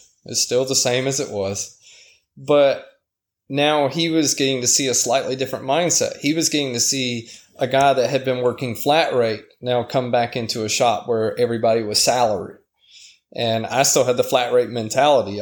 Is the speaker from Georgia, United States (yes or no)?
yes; Savannah, Georgia, United States; moved away as an adult; also born or lived in Colorado; my hometown of Savannah